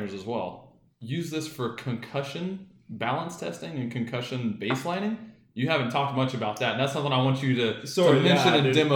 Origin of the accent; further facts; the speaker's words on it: Texas, United States; I'm from Texas